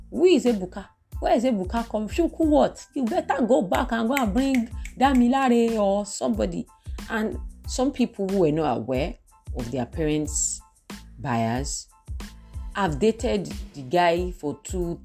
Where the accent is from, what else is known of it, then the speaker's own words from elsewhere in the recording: South West Nigeria, Nigeria; I'm from the Southwest. I'm Yoruba